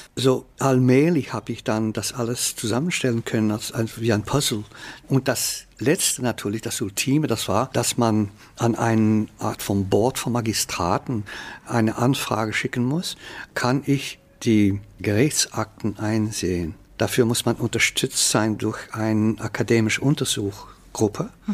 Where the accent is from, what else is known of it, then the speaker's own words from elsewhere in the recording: Flanders, Belgium; first language Dutch; German is a second language; also born or lived in Ghent; ich bin ein niederländisch sprechender Belgier. Aber meine Kultur ist flämisch